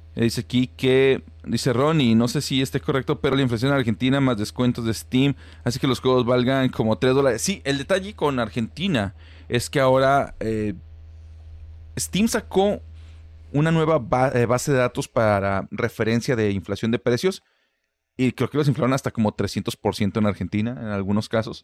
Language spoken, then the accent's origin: Spanish; Guanajuato, Mexico; now in Monterrey, Mexico; ninguno de los dos es originario de Monterrey, yo soy de Guanajuato